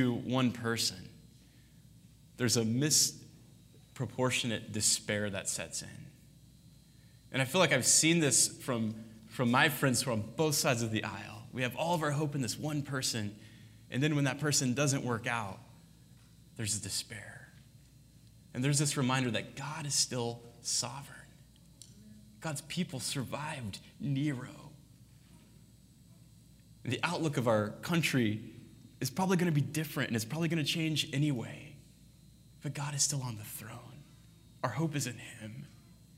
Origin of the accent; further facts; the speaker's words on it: United States; we grew up in America